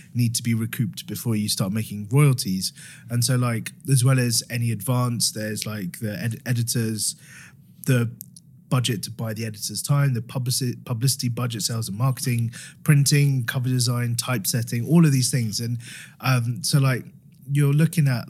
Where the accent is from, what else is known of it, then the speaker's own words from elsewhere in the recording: Harrow, London, United Kingdom; I'm from Harrow